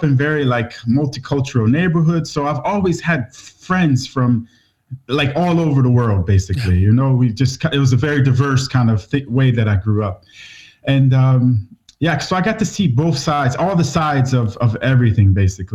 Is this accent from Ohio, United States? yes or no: yes; Cleveland, Ohio, United States; moved away as an adult; also born or lived in Malaysia / Borneo; now in Svalbard, Norway; I grew up in Cleveland, Ohio, in the USA